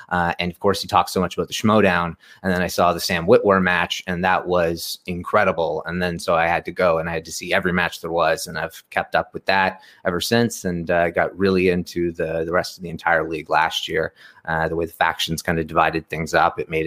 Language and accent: English; Canada; I'm, Canadian